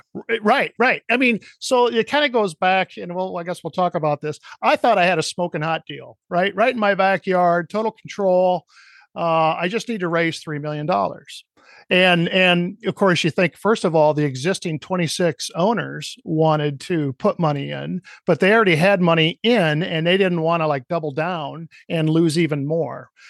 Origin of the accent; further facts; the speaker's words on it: Cedar Rapids, Iowa, United States; my hometown of Cedar Rapids, Iowa